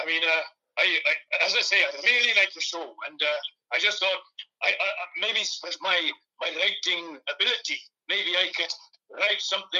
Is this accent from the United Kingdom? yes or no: yes; Glyntaf, Wales, United Kingdom; Tom and I, we grew up together in Glyntaf, a small town in Pontypridd, South Wales.